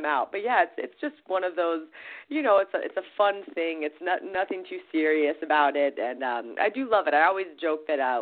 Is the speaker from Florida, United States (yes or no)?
yes; Florida, United States; now in Hawaii, United States; I was born in Florida and living in Hawaii.